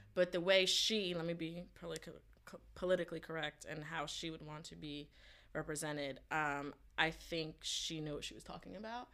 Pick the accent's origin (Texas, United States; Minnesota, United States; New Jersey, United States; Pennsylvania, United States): New Jersey, United States; also born or lived in Brooklyn, New York; I was born in Brooklyn, but I grew up in Jersey